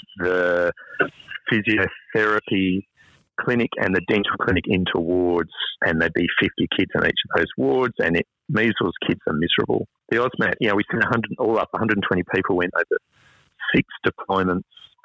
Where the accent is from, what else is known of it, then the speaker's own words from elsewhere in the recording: Western Australia, Australia; now in Cairns, Australia; we're from Western Australia